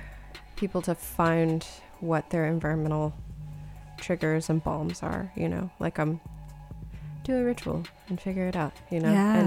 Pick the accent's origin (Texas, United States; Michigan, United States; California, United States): California, United States; the differences in the air from where I grew up in California